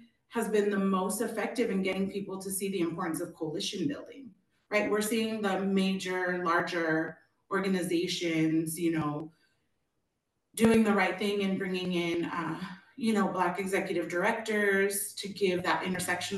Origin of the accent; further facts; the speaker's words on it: Arizona, United States; I grew up in Arizona